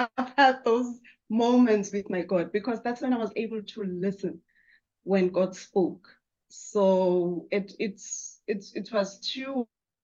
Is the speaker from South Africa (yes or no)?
yes; South Africa; I grew up in South Africa